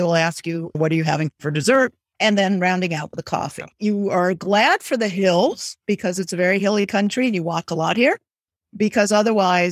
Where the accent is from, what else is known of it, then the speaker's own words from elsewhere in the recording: Southern California, United States; moved away as an adult; now in Lisbon area, Portugal; I grew up in Southern California where pretty much everybody had a house